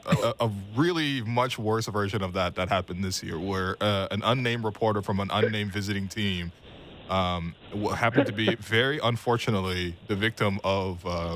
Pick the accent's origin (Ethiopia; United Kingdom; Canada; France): Canada; that's part of being a Canadian citizen is singing O Canada. I mean, you know, I love this country.